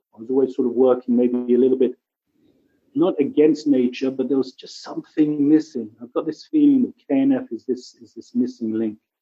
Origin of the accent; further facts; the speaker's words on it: England, United Kingdom; also born or lived in Kibbutz Lotan, Israel; now in Israel; I'm originally from England, you can maybe hear from my accent. I've been here about 33 years